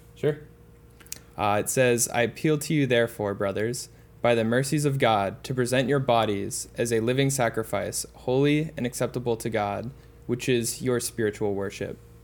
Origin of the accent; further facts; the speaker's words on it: Boston, Massachusetts, United States; I grew up in the Boston area